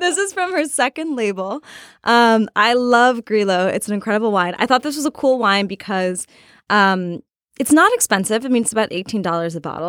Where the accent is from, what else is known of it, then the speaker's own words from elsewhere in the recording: Portland, Oregon, United States; I'm from Portland, Oregon. I had a high school reunion with a lot of other Portlanders